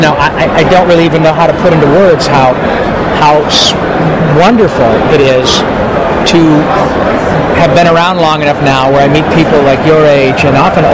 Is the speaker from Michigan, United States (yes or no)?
yes; Michigan, United States; a kid growing up in Michigan